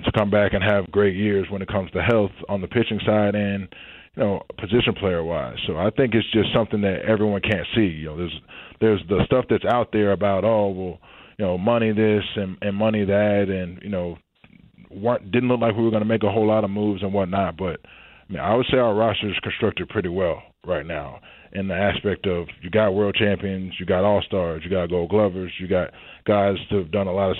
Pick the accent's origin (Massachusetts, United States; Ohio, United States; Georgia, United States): Georgia, United States; not far from Atlanta; Growing up in Georgia, not far from Atlanta.